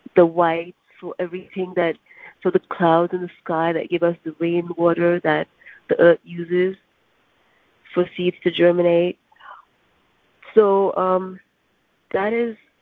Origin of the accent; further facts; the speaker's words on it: Karachi, Sindh, Pakistan; moved away as an adult; now in New York, United States; I grew up in Pakistan